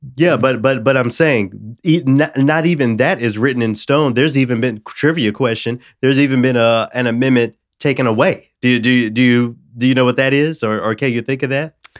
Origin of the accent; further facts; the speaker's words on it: the South, United States; I'm from the South where there has always been a conversation about Confederate monuments from the time I was a child